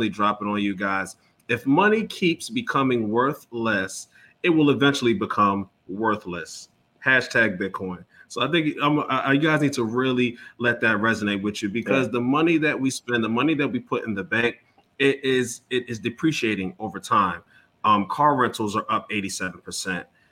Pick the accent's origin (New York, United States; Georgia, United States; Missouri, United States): New York, United States; I'm from New York